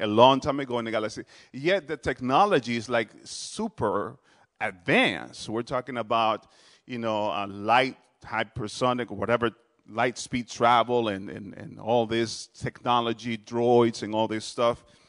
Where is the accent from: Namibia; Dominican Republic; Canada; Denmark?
Dominican Republic; also born or lived in New Jersey; now in Harrisburg, United States; I'm originally from the Dominican Republic